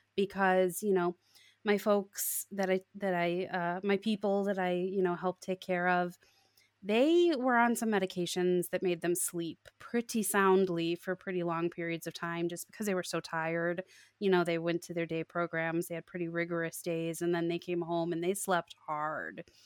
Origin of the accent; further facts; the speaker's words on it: Chicago suburbs, Illinois, United States; moved away as an adult; also born or lived in Iowa; I grew up in the Chicago suburbs